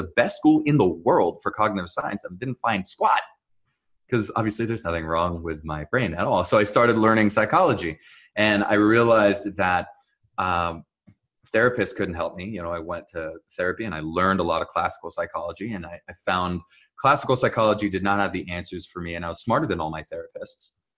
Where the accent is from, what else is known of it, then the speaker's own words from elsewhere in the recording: New Jersey, United States; accent: Israeli; English is a second language; also born or lived in Jerusalem, Israel; I was born in Jerusalem, Israel, and I was raised up in New Jersey.